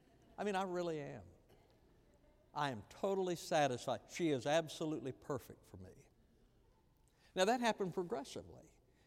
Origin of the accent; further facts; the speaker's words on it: Texas, United States; Because I didn't grow up in this culture. I grew up out west in West Texas, and so the culture was different.